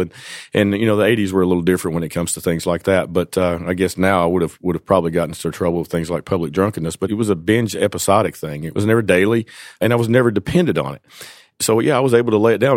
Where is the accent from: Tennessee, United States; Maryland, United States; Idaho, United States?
Tennessee, United States; Jonesborough; I was born and raised in East Tennessee, a little town called Jonesboro